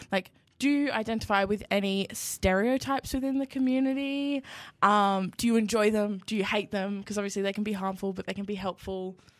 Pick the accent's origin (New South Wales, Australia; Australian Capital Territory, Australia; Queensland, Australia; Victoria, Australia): New South Wales, Australia; Yamba; I am from Yamba, which is like five hours south of Newcastle.